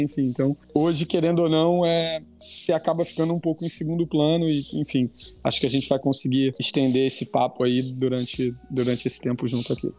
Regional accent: Rio de Janeiro, Brazil; sou carioca

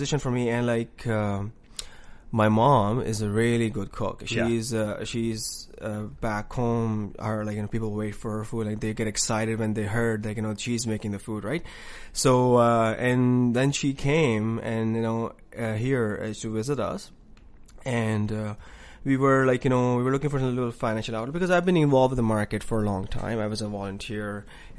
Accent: Karachi, Sindh, Pakistan; moved away as an adult; now in Newfoundland, Canada; I'm from Karachi, Pakistan

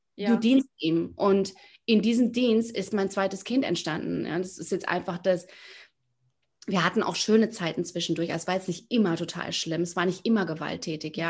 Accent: near Frankfurt, Hesse, Germany; moved away as an adult; now in Miami, United States; ich bin in der Nähe von Frankfurt aufgewachsen

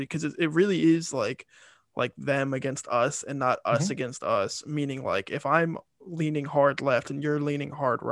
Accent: Delaware, United States; I'm from Delaware

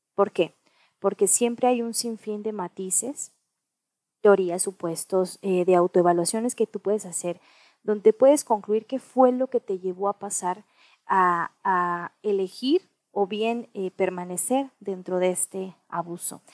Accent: Mexico; also born or lived in United States; nací en Estados Unidos, soy mexicana

